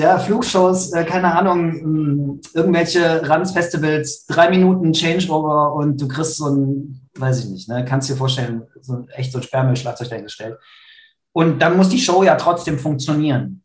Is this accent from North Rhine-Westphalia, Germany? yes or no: yes; Krefeld, North Rhine-Westphalia, Germany; ich bin gerade in Krefeld, meiner Heimat.